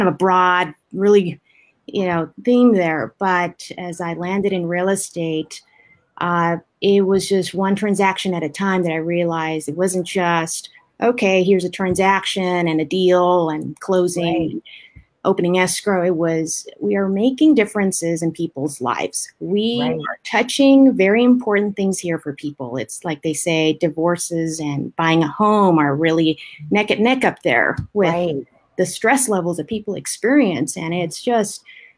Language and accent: English; Maywood, California, United States; I grew up in little city called Maywood near Southgate, Bell, that kind of little area out there